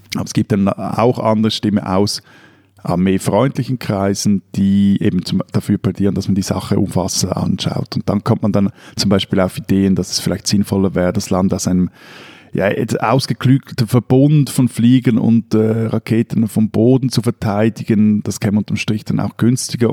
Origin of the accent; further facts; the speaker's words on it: Switzerland; bei uns in der Schweiz